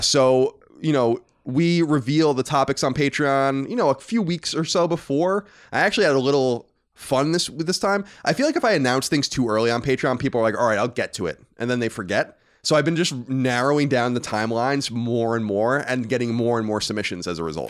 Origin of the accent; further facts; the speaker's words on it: Long Island, New York, United States; we grew up in New York